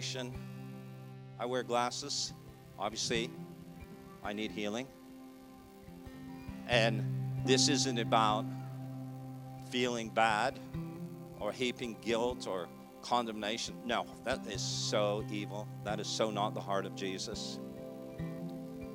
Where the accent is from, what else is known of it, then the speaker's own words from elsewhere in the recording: Canada; I'm from Canada. It gets cold there.